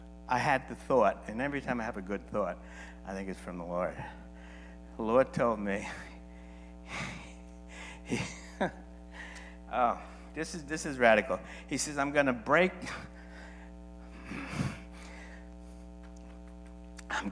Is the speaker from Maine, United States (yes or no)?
no; New York, United States; I'm from New York, so I'm used to a lot of people